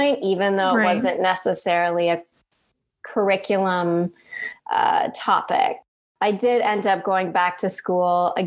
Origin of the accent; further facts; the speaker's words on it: Canada; moved away as an adult; also born or lived in United Kingdom / Denmark; now in Los Angeles, United States; growing up there, it always feels like there's a piece of me in Canada